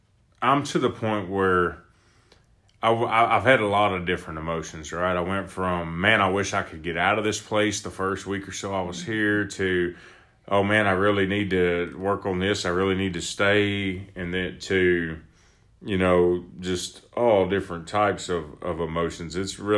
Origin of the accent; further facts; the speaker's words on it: Texas, United States; I'm from Texas. We barbecue a lot.